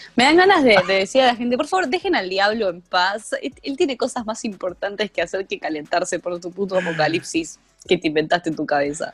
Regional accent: Buenos Aires, Argentina; me tildan de cheta por ser de Capital Federal, yo digo, bueno, pero por lo menos, por lo menos no soy de San Isidro

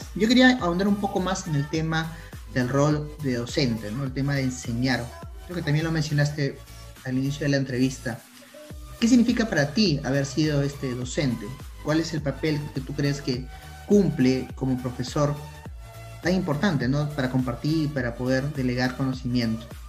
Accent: Peru; nosotros somos de Perú

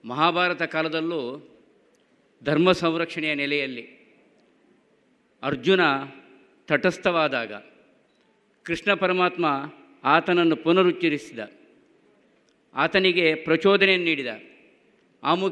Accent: Karnataka, India; ನಾವು ತುಳುವರು ನಾವು ತುಳುವರು ಅನುಷ್ಠಾನದಲ್ಲಿ ಗಟ್ಟಿ ಕನ್ನಡಿಗರು

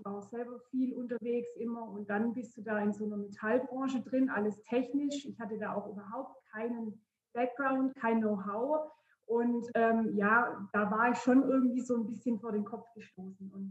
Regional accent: Baden-Württemberg, Germany; Ich bin 36 Jahre alt und ich komme aus der Nähe von Heilbronn.

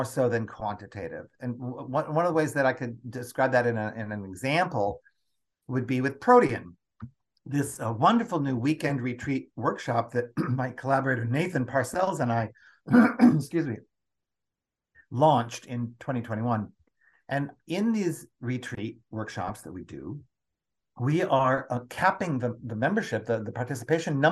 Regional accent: United States; born and raised in the United States of America

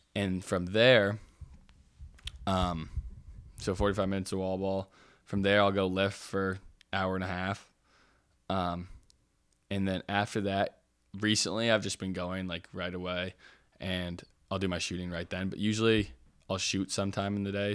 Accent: Oregon, United States; I have, like, a lot of pride in being from Oregon

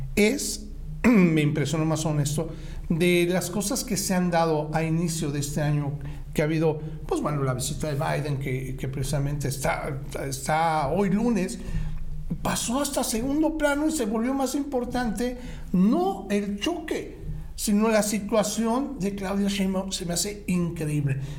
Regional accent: Mexico; como mexicanos

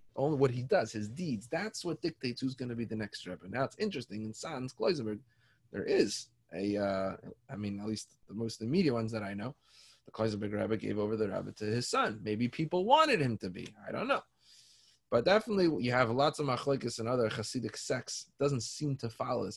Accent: Toronto, Ontario, Canada; I grew up in Toronto, down the street from me

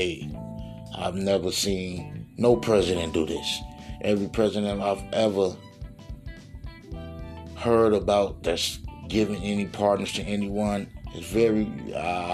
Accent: Gary, Indiana, United States; Gary, Indiana, my hometown.

